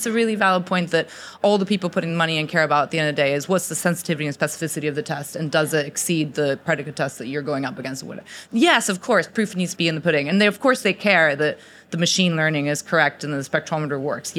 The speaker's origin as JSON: {"language": "English", "country": "Mexico", "also_born_or_lived": "United States", "moved": "yes", "lives_now": "Oxford, United Kingdom", "said": "I'm Mexican, by the way, I'm not American"}